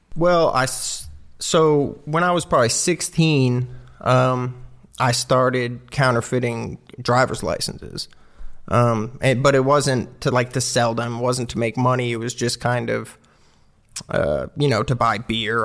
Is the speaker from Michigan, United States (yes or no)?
no; Clearwater, Florida, United States; moved away as an adult; also born or lived in Sunrise, Florida / Knoxville, Tennessee; I grew up in, like, a suburb of Tampa Bay in Clearwater, Palm Harbor